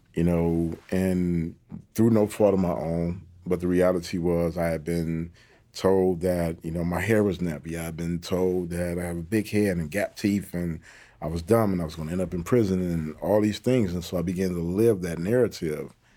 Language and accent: English; Detroit, Michigan, United States; I come from, you know, the east side of Detroit. You know, I'm super proud of my hometown